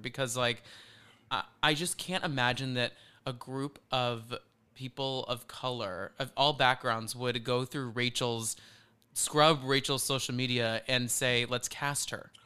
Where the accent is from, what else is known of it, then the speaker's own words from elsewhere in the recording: Flower Mound, Texas, United States; moved away; we're from Dallas, so we're, we're from this place called Flower Mound